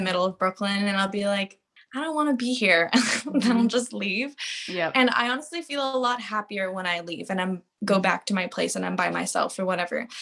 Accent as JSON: {"language": "English", "town": "Victoria", "region": "British Columbia", "country": "Canada", "tie": "born or raised there", "said": "I grew up in Victoria."}